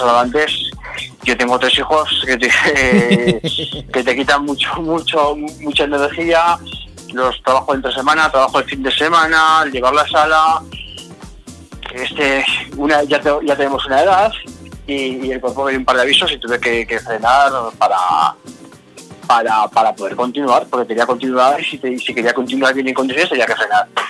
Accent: Zaragoza, Aragon, Spain

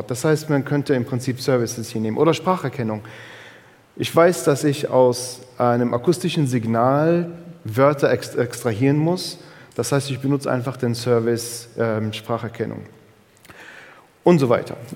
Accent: Aachen, North Rhine-Westphalia, Germany; eine Firma aus meiner Heimatstadt ähm, so sichtbar wird und so, so coole Sachen macht. Also ich bin äh, ursprünglich Öscher, habe in der Universität Aachen studiert

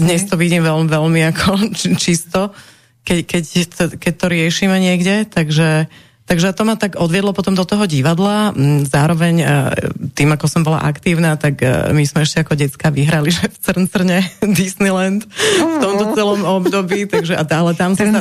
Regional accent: Bratislava, Bratislava Region, Slovakia; som Bratislavčanka, narodila som sa v Bratislave

